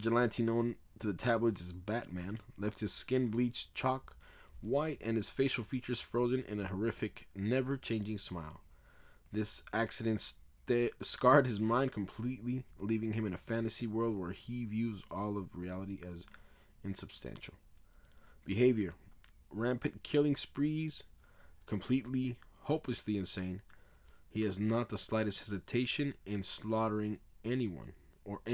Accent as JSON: {"language": "English", "region": "California", "country": "United States", "tie": "born or raised there", "said": "I am 100% Mexicano, but I was raised in Cali"}